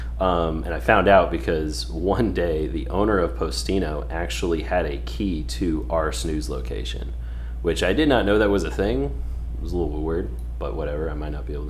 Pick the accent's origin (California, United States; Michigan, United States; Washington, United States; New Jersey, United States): California, United States; Northern; moved away as an adult; also born or lived in Houston; I grew up in California. So Northern California.